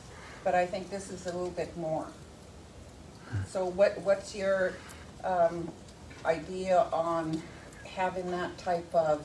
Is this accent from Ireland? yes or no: no; Yellowknife, Northwest Territories, Canada; I'm from Yellow Knife Northwest Territories.